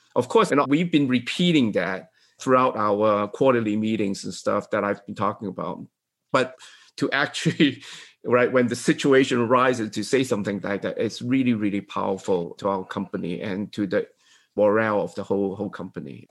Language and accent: English; Hong Kong; I'm from Hong Kong, right?